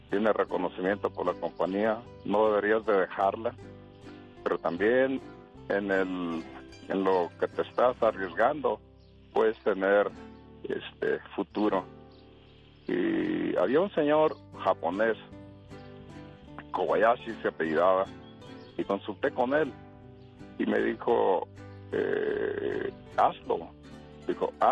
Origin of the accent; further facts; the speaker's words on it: Apatzingán, Michoacán, Mexico; now in California, United States; Yo me crié en ah, el estado de Michoacán, en Apaxingán, mi papá y mi mamá de Morelia.